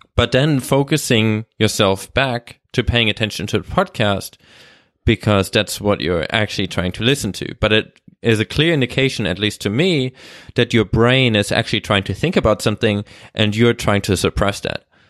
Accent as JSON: {"language": "English", "country": "Germany", "also_born_or_lived": "Australia", "second_language": "English", "moved": "yes", "lives_now": "Vancouver, Canada", "said": "Actually, I'm, I'm, I'm German, but I've lived"}